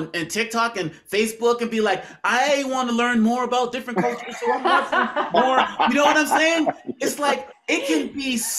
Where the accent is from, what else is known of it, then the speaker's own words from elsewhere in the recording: Boston, Massachusetts, United States; You know, because just growing up in Boston, Massachusetts, not knowing any